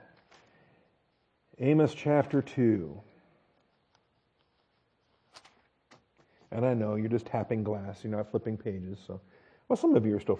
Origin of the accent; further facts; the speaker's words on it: United States; we're all American